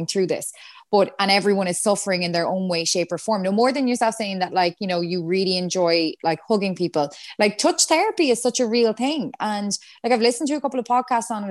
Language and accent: English; Galway, Connacht, Ireland; moved away as an adult; now in Dublin, Ireland; I'm from Galway. Like I just moved up here.